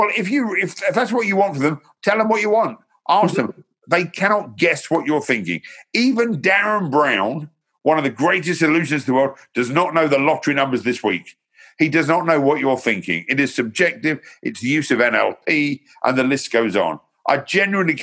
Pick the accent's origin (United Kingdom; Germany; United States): United Kingdom; London; now in Hertfordshire, United Kingdom; I was born in Hornsey Road, North London. I lived in South London. I now live in Hertfordshire